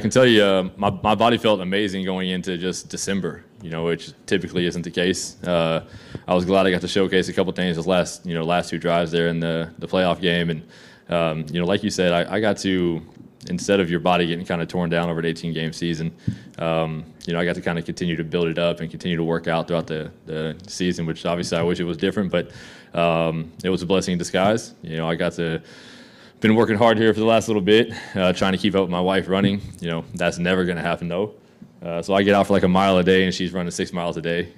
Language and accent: English; Texas, United States; moved away; also born or lived in Calgary; I'm from Texas